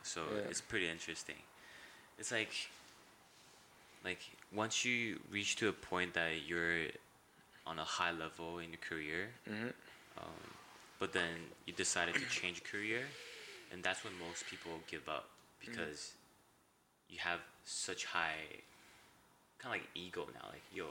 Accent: Taiwan; English is a second language; also born or lived in Vancouver, Canada; So I was born in Taiwan. {S0} Mm-hmm. {S1} I was raised in Vancouver till I was grade 3. And then moved back to Taiwan. And then for 13 years.

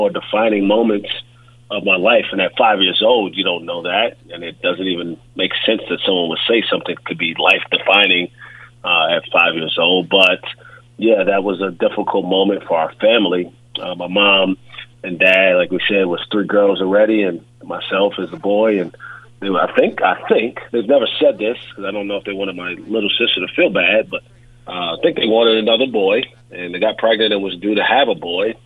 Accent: New York City, New York, United States; moved away as an adult; I grew up in Brooklyn, New York

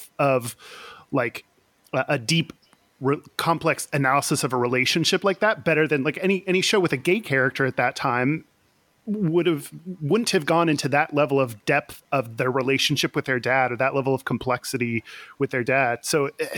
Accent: Houston, Texas, United States; now in Seattle, United States; I grew up in Houston.

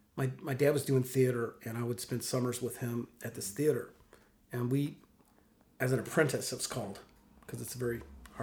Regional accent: Mississippi, United States; also born or lived in Williamsport, Pennsylvania / New York; They were living in New York, and both my parents are from Mississippi. And so I lived in New York till I was about 7 or 8. And then we moved back to Mississippi.

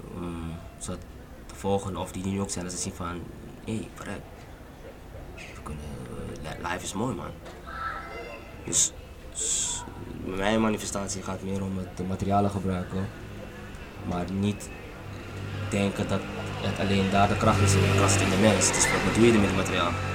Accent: Curaçao; now in Amsterdam, Netherlands; ik kom van Curaçao en ik zie van hier in Amsterdam

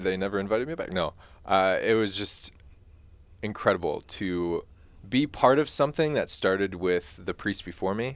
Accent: Mundelein, Illinois, United States; back to Mundelein, back to my hometown

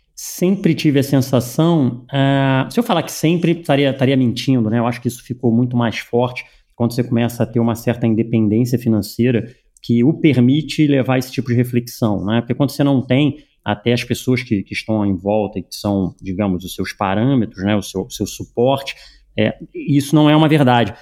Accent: Rio de Janeiro, Brazil; Eu nasci no Brasil, nasci no Rio de Janeiro

